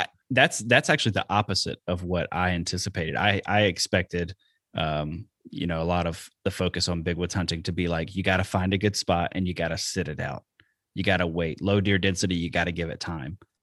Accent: Alabama, United States; now in Wisconsin, United States; I'm from Alabama, and that's what we did down there

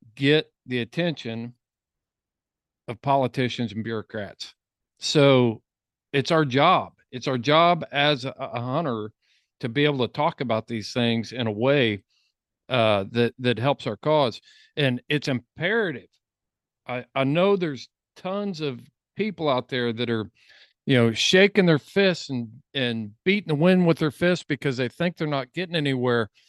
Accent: Indiana, United States; I'm from Indiana and not Colorado

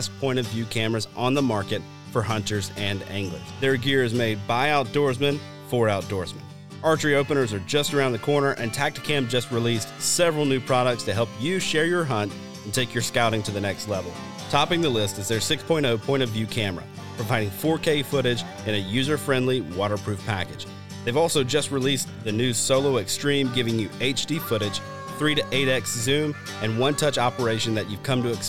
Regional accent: Deep South, United States; I grew up hunting in the Deep South

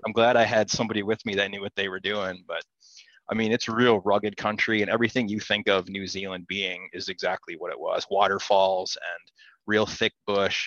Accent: southern Wisconsin, United States; I'm from Wisconsin

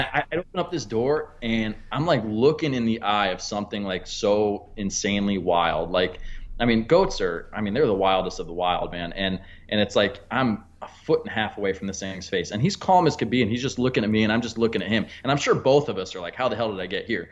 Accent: Pennsylvania, United States; I'm from Pennsylvania

